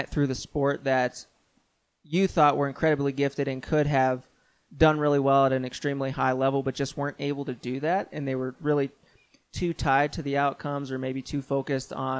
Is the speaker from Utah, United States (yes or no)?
no; Pittsburgh, Pennsylvania, United States; now in Colorado Springs, United States; I grew up in the Pittsburgh area